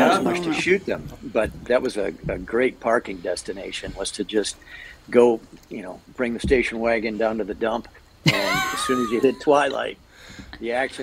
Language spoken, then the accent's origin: English; Bloomington, Minnesota, United States; also born or lived in Ely, Minnesota; I was born in Bloomington, down here in the cities.